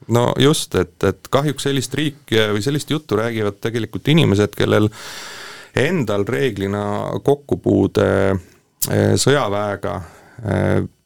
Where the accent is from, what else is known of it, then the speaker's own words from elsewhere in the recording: Estonia; mul on selles suhtes au olla eestlane ja, ja ma tunnen uhkust, et ma olen eestlane